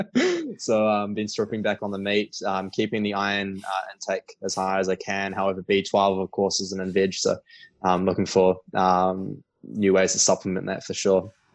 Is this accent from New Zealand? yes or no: yes; Auckland, New Zealand; also born or lived in Queenstown, New Zealand / Sydney, Australia / Melbourne, Australia; So grew up in Auckland, New Zealand, and right now I'm in Auckland